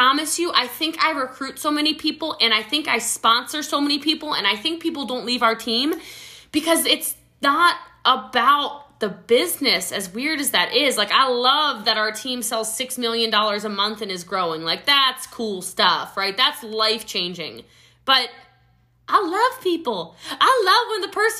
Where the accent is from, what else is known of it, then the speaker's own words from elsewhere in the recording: Middletown, Maryland, United States; now in Texas, United States; I grew up in a small country town in Maryland. I'm from Frederick County, Maryland